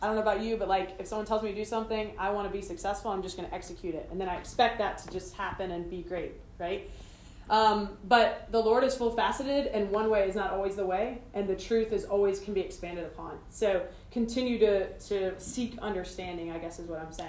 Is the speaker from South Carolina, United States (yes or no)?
yes; Greenville, South Carolina, United States; I grew up here in Greenville